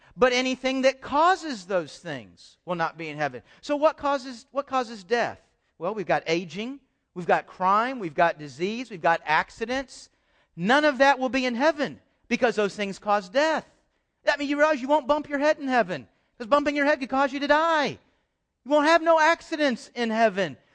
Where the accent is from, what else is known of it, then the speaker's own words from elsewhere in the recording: Houston, Texas, United States; also born or lived in Dallas; I grew up in Houston